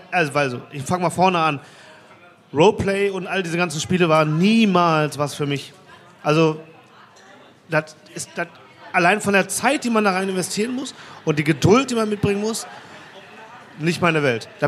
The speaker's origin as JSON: {"language": "German", "town": "Mülheim", "region": "North Rhine-Westphalia", "country": "Germany", "said": "Ey, ich komme aus Mülheim, da gibt es sowas."}